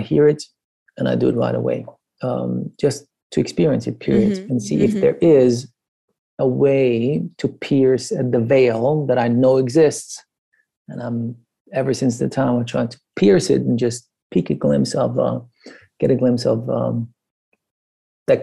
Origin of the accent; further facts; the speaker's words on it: Iran; moved away; I grew up in Iran until 1979